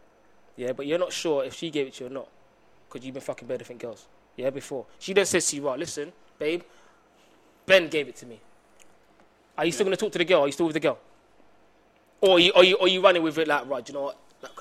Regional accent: London, United Kingdom; we're from London

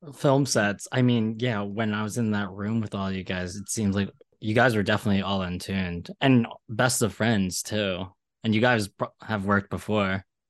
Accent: Ridley, Pennsylvania, United States; moved away as an adult; also born or lived in Philadelphia; now in New York, United States; I grew up in Philly, or Falco

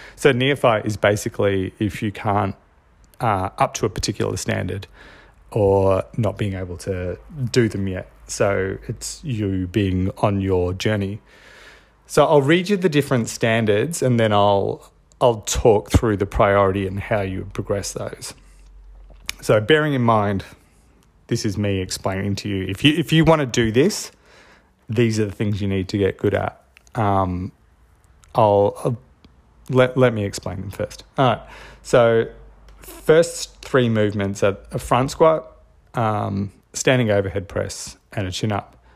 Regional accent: Australia; I'm Australian

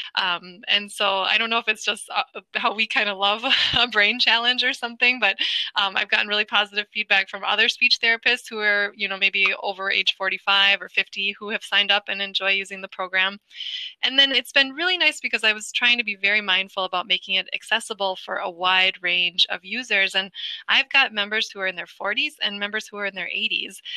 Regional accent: Wisconsin, United States; I, am a Midwest native, so I'm from Wisconsin

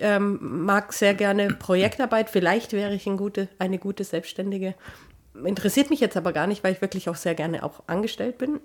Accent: Germany; ich bin ja auch Deutscher.

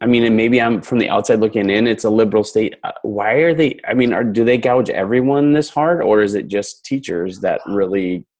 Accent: Wisconsin, United States; moved away as an adult; also born or lived in Minnesota / Houston; I grew up in Wisconsin and went to college in Minnesota, and my first job, like, when I graduated in 2008, it was kind of the real bottom of the downturn, and there just weren't jobs. So I went to Houston

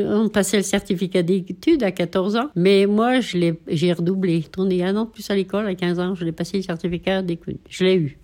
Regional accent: Notre-Dame-de-Bellecombe, Auvergne-Rhône-Alpes, France; je suis née à Notre-Dame de Bellecombe le 20 novembre 1938.

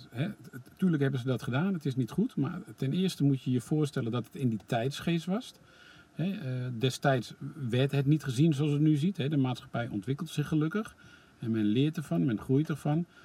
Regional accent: Netherlands; wij als Nederlanders

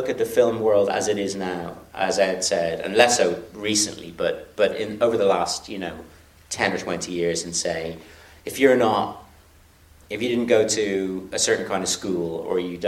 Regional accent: Ireland; culture is important to us in this country

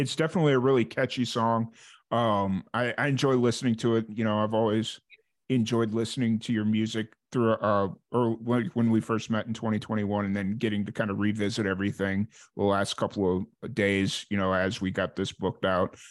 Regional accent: Chicago, Illinois, United States; now in Florida, United States; that's where I'm from. I grew up around Chicago

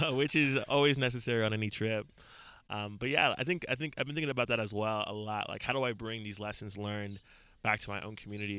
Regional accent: San Bernardino, California, United States; also born or lived in Lagos, Nigeria / Queens, New York; I grew up in uh, San Bernardino, California, which is in like Southern California, like in the Inland Empire, like like an hour from

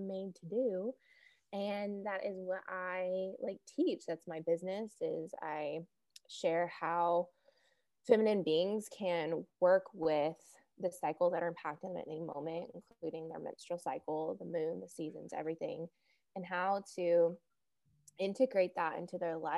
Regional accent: the South, United States; accent: Southern; I live in the States. In the South, I'm sure you can tell from my accent.

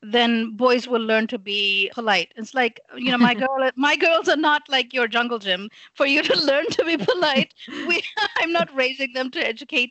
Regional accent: Lahore, Punjab, Pakistan; first language English; also born or lived in England; So I grew up in Pakistan. I was born in England

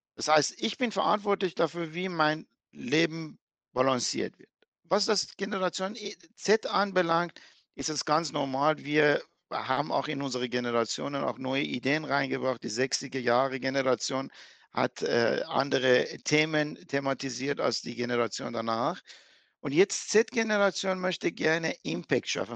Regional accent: Iran; now in Germany; ich bin geborener Iraner, ich bin Perser

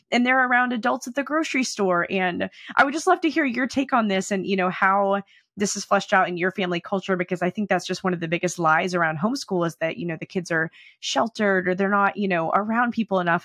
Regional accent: United States; also born or lived in Oklahoma / Texas; I grew up in Oklahoma and Texas

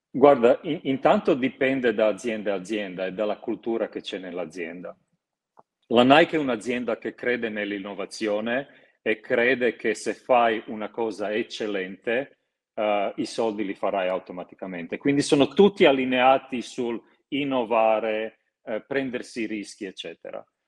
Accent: Croatia; moved away; io sono croato

